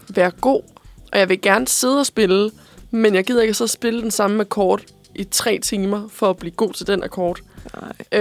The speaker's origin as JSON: {"language": "Danish", "town": "Korsør", "region": "Zealand", "country": "Denmark", "moved": "yes", "lives_now": "Copenhagen, Denmark", "said": "jeg er fra Korsør"}